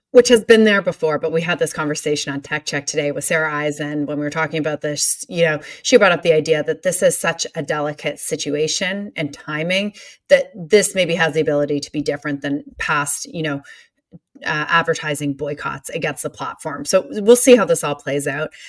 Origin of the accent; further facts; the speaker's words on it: Canada; I'm Canadian.